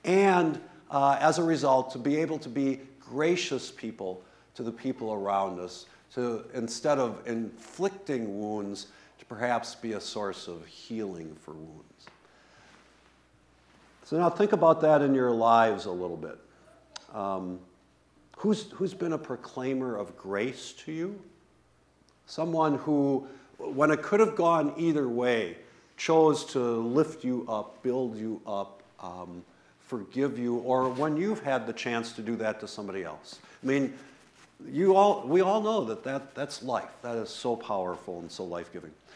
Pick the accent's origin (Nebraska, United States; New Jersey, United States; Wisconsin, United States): Wisconsin, United States; West Bend; I grew up in West Bend, Wisconsin, which when I was growing up was like totally German